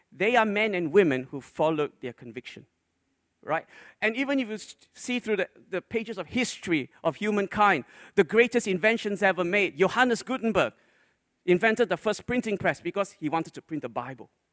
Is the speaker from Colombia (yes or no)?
no; Malaysia; When I grew up in Malaysia, when I was a little boy